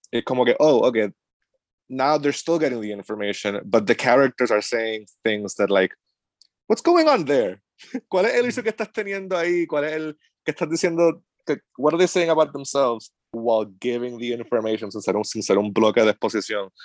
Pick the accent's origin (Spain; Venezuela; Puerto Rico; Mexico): Puerto Rico; Cabo Rojo; now in Asheville, United States; yo soy de Cabo Rojo.